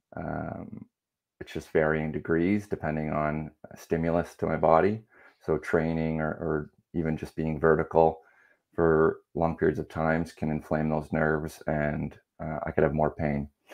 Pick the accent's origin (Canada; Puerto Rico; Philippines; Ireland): Canada; Ontario; also born or lived in United Kingdom / Wales; now in Langley, Canada; I'm originally from Ontario, but live in uh, Langley, BC now